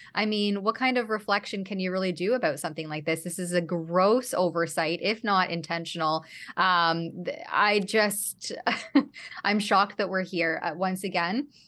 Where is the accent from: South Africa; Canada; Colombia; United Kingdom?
Canada; as a Canadian